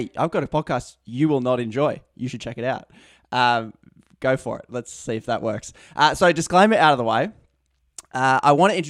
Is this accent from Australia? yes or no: yes; Australia; I'm Australian. I live in Australia.